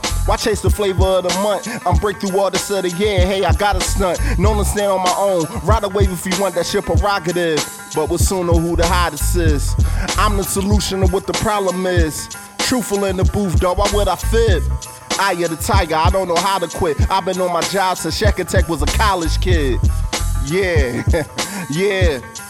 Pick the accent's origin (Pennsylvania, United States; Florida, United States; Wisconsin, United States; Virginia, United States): Pennsylvania, United States; Philadelphia; born or raised there